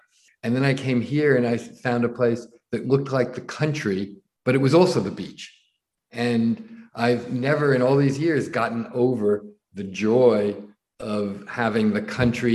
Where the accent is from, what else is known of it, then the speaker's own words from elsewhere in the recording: Nutley, New Jersey, United States; also born or lived in the Hamptons; now in New York City, United States; I grew up in suburban New Jersey, in Nutley, New Jersey, well known as the hometown of Martha Stewart